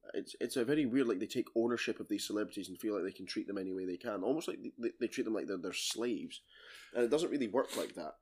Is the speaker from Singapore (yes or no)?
no; United Kingdom; I'm British.